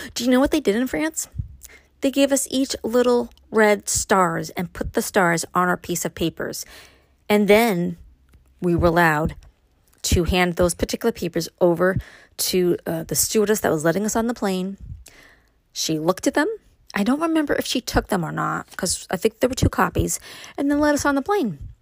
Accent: Brooklyn, New York, United States; now in Upstate New York, United States; growing up in Brooklyn

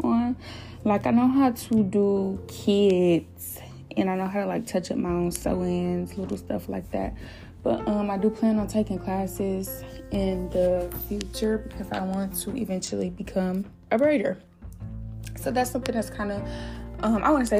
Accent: Flint, Michigan, United States; I'm from Michigan, by the way. Flint, Michigan, to be exact

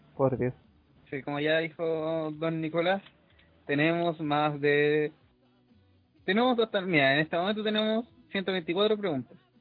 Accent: Chile; also born or lived in Viña del Mar; todos nosotros somos chilenos

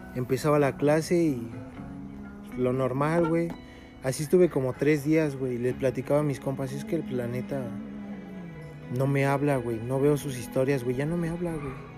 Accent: State of Mexico, Mexico; Nosotros somos del Estado de México

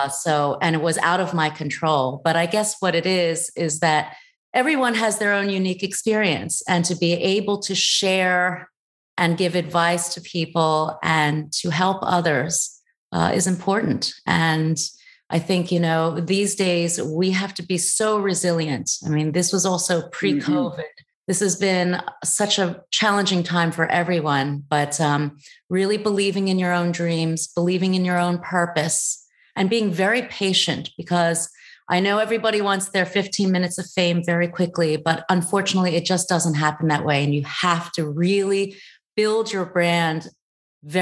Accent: United States; born there; also born or lived in Thailand; even though I am Chinese of origin. I was born in the States.

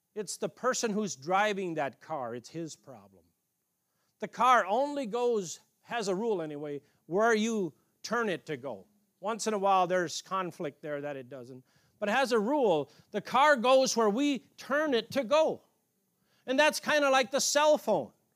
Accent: Canada; moved away; I grew up in Canada as a little boy

